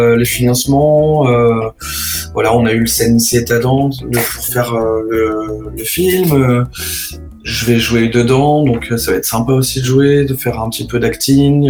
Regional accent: Troyes, Grand Est, France; je suis né à Troyes et j'ai grandi à Troyes

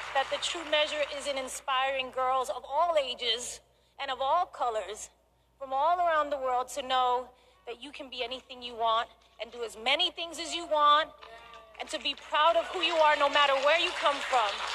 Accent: New York, United States; From being a little girl growing up in the Bronx in New York

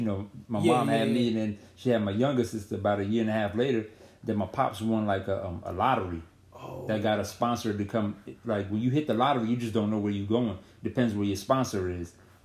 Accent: Eritrea; also born or lived in Sudan; I'm from Eritrea, but the war broke out. There was a war going on in my country, so my pops moved us to the next country over, which was Sudan. And my mom had me there.

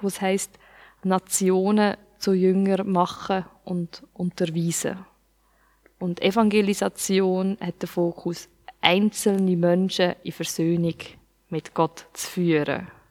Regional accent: Switzerland; ich als Schweizer

